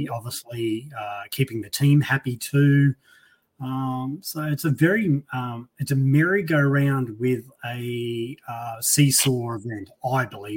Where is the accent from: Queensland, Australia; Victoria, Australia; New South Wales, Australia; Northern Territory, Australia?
Queensland, Australia; Central; I'm from Central Queensland